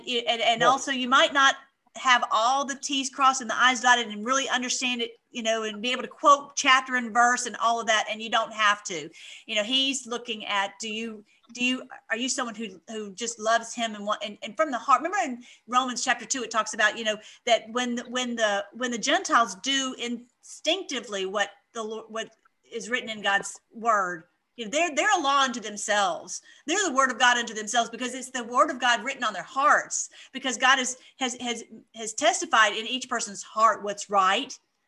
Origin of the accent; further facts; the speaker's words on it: Canada; I'm from Aunt Canada.